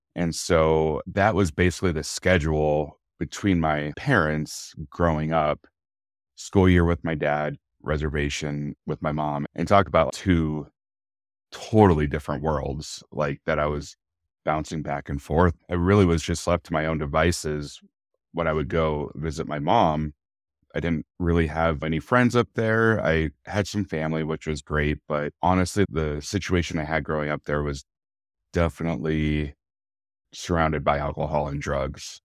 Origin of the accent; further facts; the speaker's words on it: Bozeman, Montana, United States; also born or lived in Billings, Montana; I was born in Bozeman, Montana, in nineteen eighty-one. My mom and dad, we lived here only for maybe a few months after I was born, and we actually moved to Billings, Montana